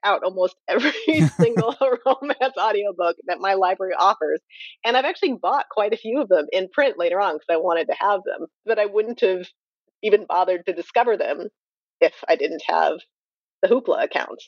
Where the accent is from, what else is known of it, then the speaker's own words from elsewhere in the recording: Napa County, California, United States; I'm from Napa County